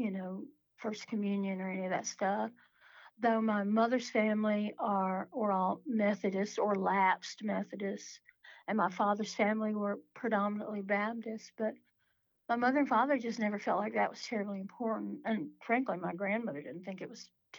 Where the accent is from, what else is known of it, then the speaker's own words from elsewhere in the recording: Appalachia, United States; where I'm from in Appalachia